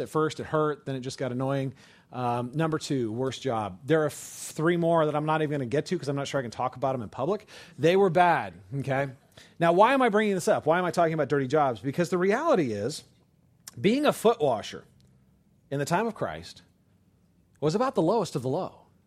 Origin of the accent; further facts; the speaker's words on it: Oakland, California, United States; I grew up in California. I was born in Oakland, right across the bay from San Francisco